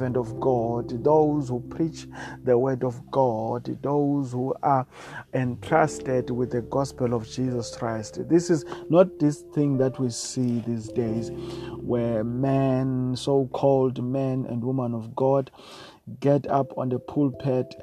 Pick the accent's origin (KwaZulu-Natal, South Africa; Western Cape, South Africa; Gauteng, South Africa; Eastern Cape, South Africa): Eastern Cape, South Africa; Eastern part of South Africa is the Eastern Cape of South Africa